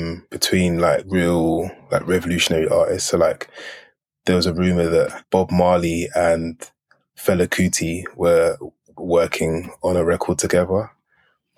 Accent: Edmonton, London, United Kingdom; moved away as an adult; also born or lived in Brooklyn, New York; I'm from Edmonton

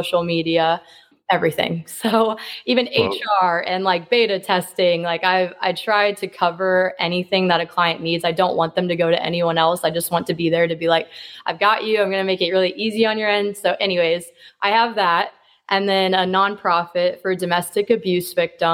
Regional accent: Kansas City, Missouri, United States; I'm from Kansas City, Missouri

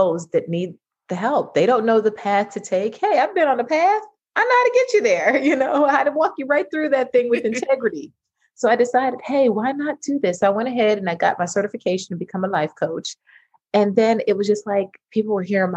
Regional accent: New York City, New York, United States; I'm originally from Brooklyn, New York. I'm a major New Yorker

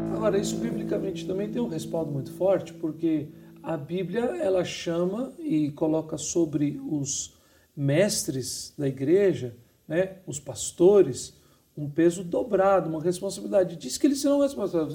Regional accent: Belo Horizonte, Minas Gerais, Brazil; eu sou de Belo Horizonte

